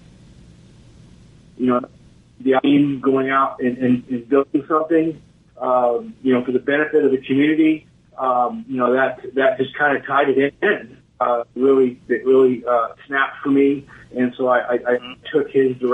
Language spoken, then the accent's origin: English; Roswell, New Mexico, United States; now in Texas, United States; primarily I grew up in Roswell, but we have a ranch up in northern New Mexico also